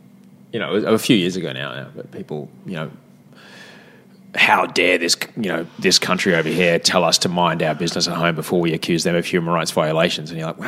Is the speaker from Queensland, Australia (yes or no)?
yes; Brisbane, Queensland, Australia; moved away; also born or lived in Adelaide; when I grew up in Brisbane